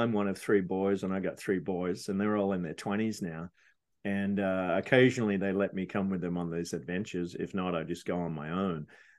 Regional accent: Sydney, New South Wales, Australia; I grew up in Sydney, Australia.

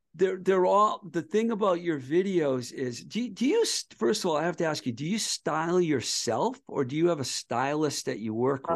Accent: Boston area, Massachusetts, United States; moved away as an adult; also born or lived in Los Angeles, California; when i was a teenager growing up in the boston area

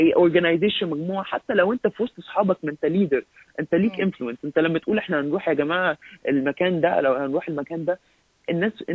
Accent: Egypt; now in Canada; احنا كمصريين

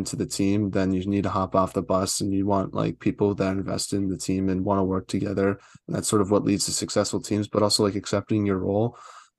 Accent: Boston, Massachusetts, United States; and I'm from Boston too

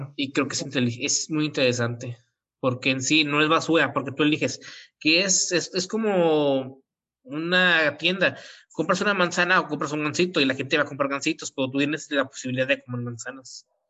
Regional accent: near Monterrey, Nuevo León, Mexico; soy de un lugar cercano de Monterrey

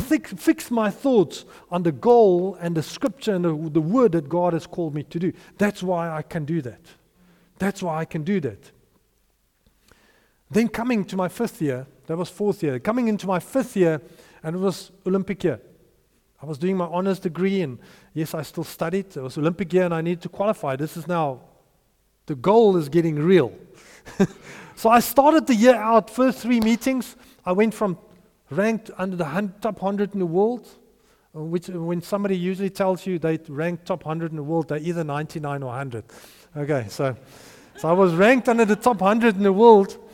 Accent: Potchefstroom, North West, South Africa; my hometown, in Potchefstroom.

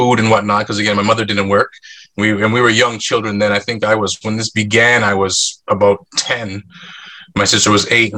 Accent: Markham, Ontario, Canada; also born or lived in North York, Ontario; We grew up in North York for a couple years. I went to grade one at the school near there, so kindergarten, grade one, and then we moved to Markham, Ontario

